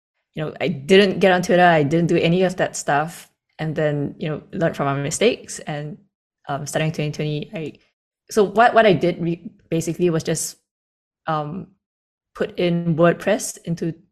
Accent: Singapore; also born or lived in Sydney, Australia; Born and raised

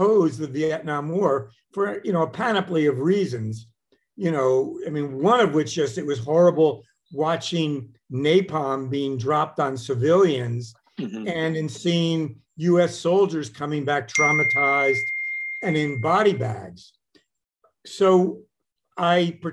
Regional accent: Washington, District of Columbia, United States; I grew up in Washington, D.C. In the 50s.

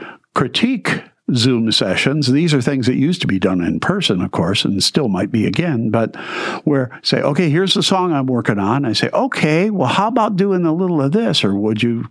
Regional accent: Detroit, Michigan, United States; I grew up in a city. I grew up in Detroit. I grew up in the suburbs.

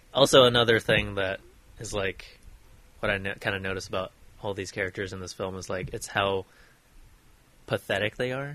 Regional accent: Oregon, United States; born or raised there; moved away

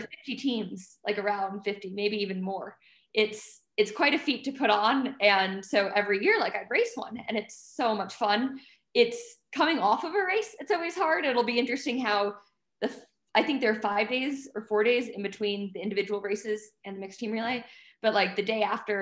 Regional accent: United States; I'm soft American

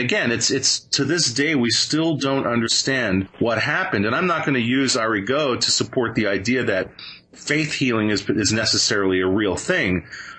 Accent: Venezuela; I grew up in Venezuela. My father worked on newsreels down there.

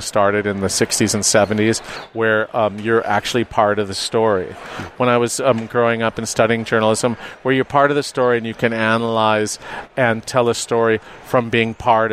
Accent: Los Angeles, California, United States; moved away; I was born and raised in Los Angeles

